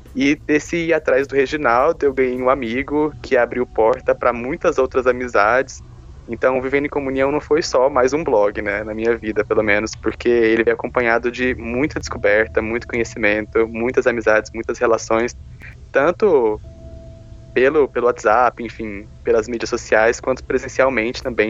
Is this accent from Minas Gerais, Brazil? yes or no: no; Caldas Novas, Goiás, Brazil; moved away as an adult; now in Ribeirão Preto, Brazil; eu sou natural de Caldas Novas, Goiás, mas vivo em Ribeirão Preto também por conta da faculdade